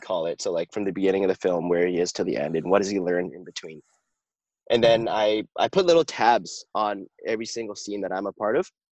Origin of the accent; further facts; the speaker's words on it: Vancouver, British Columbia, Canada; I'm from Vancouver, BC